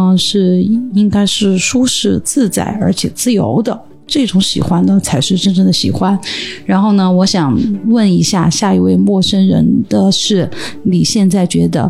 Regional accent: Sichuan, China; 你好，我是来自四川的 … 。然后呢，现在呢，我和我的老公来来这个北京旅行。

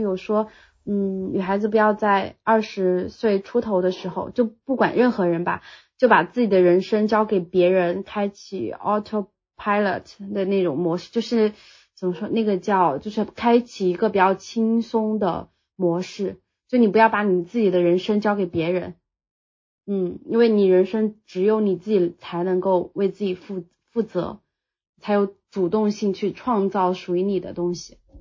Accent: Sichuan, China; moved away as an adult; now in Shanghai, China; 因为我是四川人，他们希望我留在四川

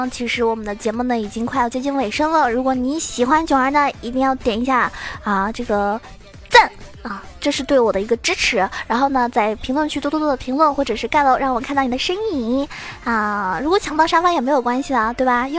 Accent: southern China, China; 其实我一般平时我感觉我讲话的话，很少人都听出来我是南方人的，我感觉我自己很豪迈呀。

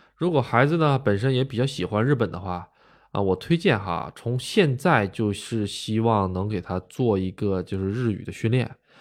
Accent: Northeast China, China; moved away as an adult; also born or lived in Gotemba, Japan; now in Japan; 我呢是这个东北出生的

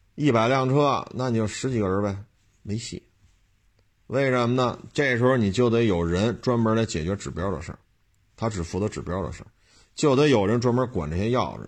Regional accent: Beijing, China; 我在生在北京，长在北京，这么多年了

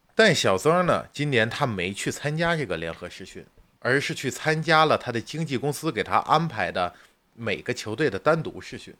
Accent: China; 我们作为中国人

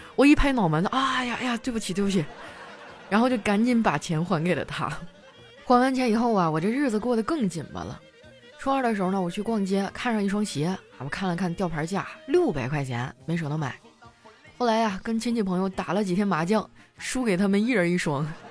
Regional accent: Qitaihe, Heilongjiang, China; 他是我老乡儿，我们俩都是齐台河的

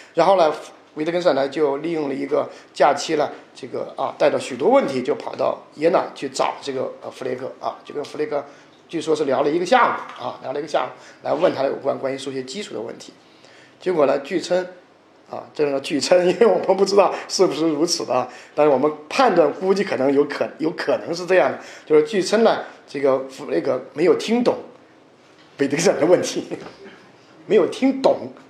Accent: China; 就像我们中国人传统的读四书五经一样

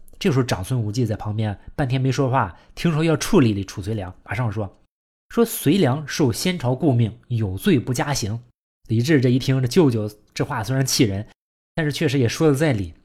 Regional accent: China; 我们中国人

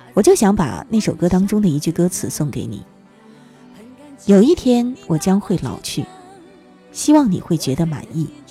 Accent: Northeast China, China; 我也是东北人

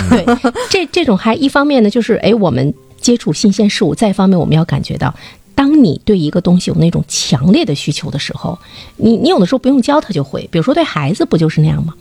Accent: China; 我们中国人

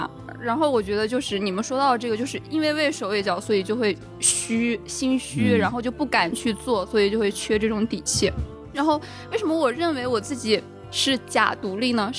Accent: Taiyuan, Shanxi, China; 我在太原出生的时候，

